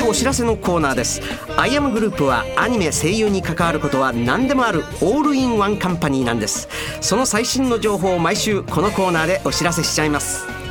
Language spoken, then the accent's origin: Japanese; Osaka, Japan; accent: Osaka dialect; 僕の大阪弁